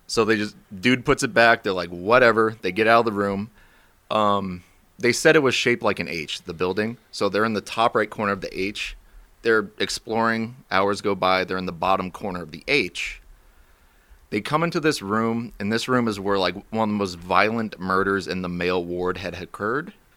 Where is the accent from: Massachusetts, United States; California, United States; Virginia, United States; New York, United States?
Virginia, United States; Warrenton; also born or lived in Romania; I grew up in Warrenton, went to school there, went to high school at Liberty and Bealeton